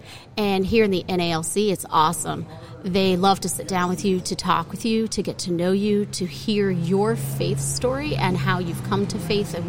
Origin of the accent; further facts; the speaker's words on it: Hazleton, Pennsylvania, United States; moved away as an adult; now in Bloomsburg, United States; I grew up in the Hazleton area, which is coal country, which is east of Bloomsburg.